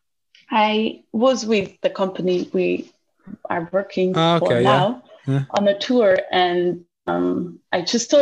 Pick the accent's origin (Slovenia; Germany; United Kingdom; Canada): Germany; also born or lived in Austria; I'm here in Germany, where I come from. Due to the coronavirus, I had to move back to my home country